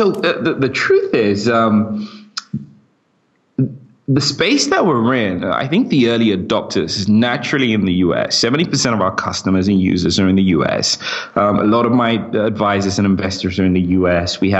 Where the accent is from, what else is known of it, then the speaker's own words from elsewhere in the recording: United Kingdom; accent: British; I kind of like my British accent and I want to sound British because whenever I'm in the US, everybody loves it. But when I'm in the UK, everyone thinks I'm American.